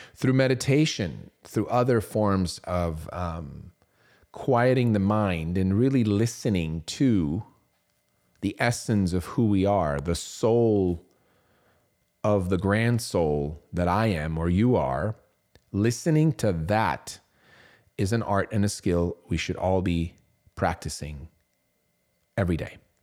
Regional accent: Switzerland; I was growing up in Switzerland.

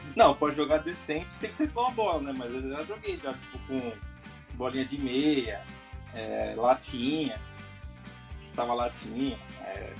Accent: São Paulo, Brazil; como bom paulista

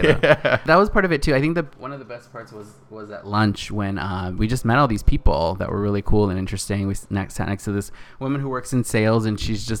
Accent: Northern California, United States; moved away as an adult; now in Los Angeles, United States; he is from the same town that I grew up in Northern California.

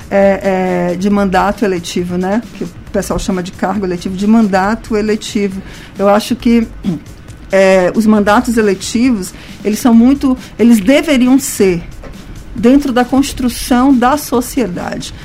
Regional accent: São Luís, Maranhão, Brazil; sou daqui de São Luís

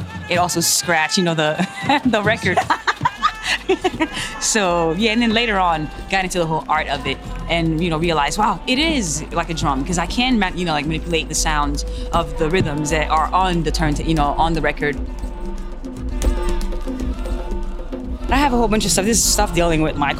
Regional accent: Haiti; I'm from Haiti, born and raised. Where I grew up is Bizoton Secantois.

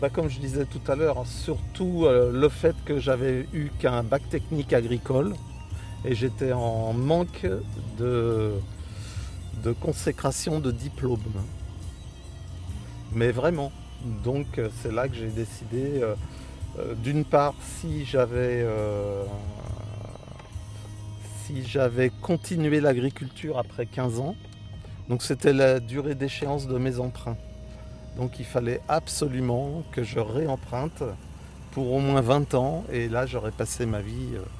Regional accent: Paris, Île-de-France, France; born there; now in Corrèze, France; voilà, euh, je suis né à Paris et je me suis installé comme agriculteur en Corrèze

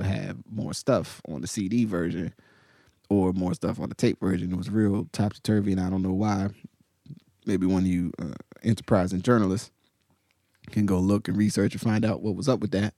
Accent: Willingboro, New Jersey, United States; where I grew up, primarily in Willowboro

